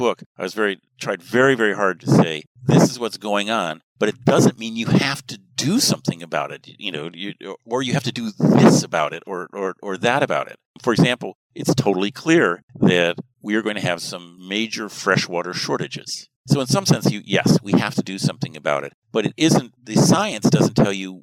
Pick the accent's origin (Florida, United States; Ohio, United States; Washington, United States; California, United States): Washington, United States; a small town outside of Seattle, American West; I'm from the American West. That's where I was raised, in a small town outside of Seattle.